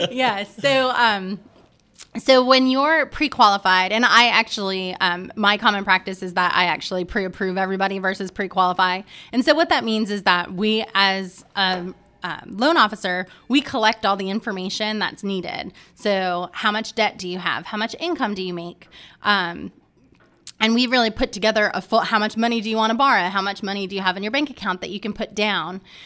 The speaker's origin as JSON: {"language": "English", "region": "Maine", "country": "United States", "tie": "born or raised there", "moved": "yes", "lives_now": "Charlotte, United States", "said": "I grew up in Maine"}